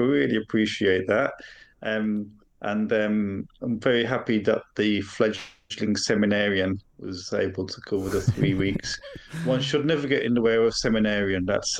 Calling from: Walsingham, East of England, United Kingdom; Well, I'm usually calling in from Walsingham, but today I'm calling in from Boston in Lincolnshire.

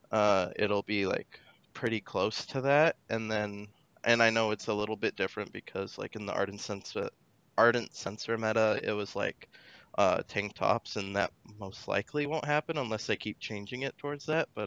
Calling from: Newton, Iowa, United States; Uh, Newton, Iowa.

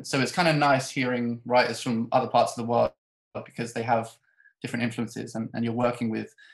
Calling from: England, United Kingdom; I'm coming to you from England, uh, about 40 minutes from London.

